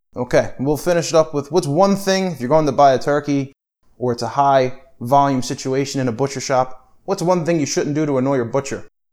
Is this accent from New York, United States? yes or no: no; Pennsylvania, United States; My home state of Pennsylvania, and where all of my family's butcher shops